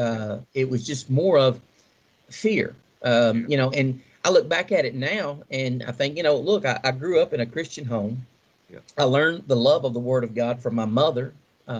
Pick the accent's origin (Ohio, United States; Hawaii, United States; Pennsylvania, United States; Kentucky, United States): Kentucky, United States; Nelson Creek; I grew up in a wonderful little community called Nelson Creek, just outside of Central City, between Central City and Beaver Dam, Kentucky, in Muhlenberg County